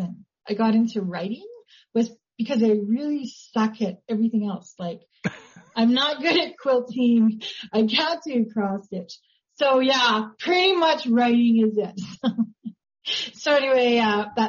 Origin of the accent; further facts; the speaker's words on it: Grande Prairie, Alberta, Canada; moved away as an adult; now in Calgary, Canada; My hometown is actually Grand Prairie, Alberta